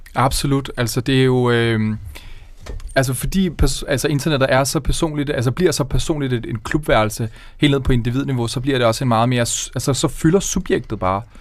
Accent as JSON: {"language": "Danish", "town": "Køge", "region": "Zealand", "country": "Denmark", "said": "jeg er fra Køge Nord"}